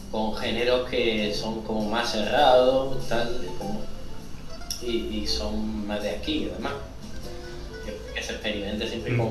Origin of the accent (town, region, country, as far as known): Andalusia, Spain